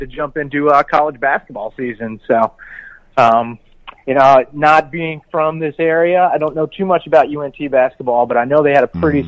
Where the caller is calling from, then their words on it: Fort Worth, Texas, United States; calling you from Fort Worth today.